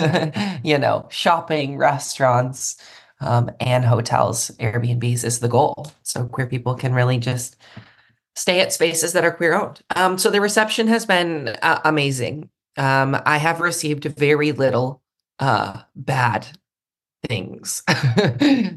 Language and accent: English; Milwaukee, Wisconsin, United States; moved away; I went back home to Milwaukee, Wisconsin, which is where I'm from originally, the suburbs there